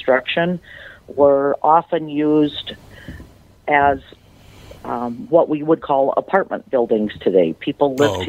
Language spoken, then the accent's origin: English; Butterfield, Minnesota, United States; I'm from a small town in southern Minnesota called Butterfield.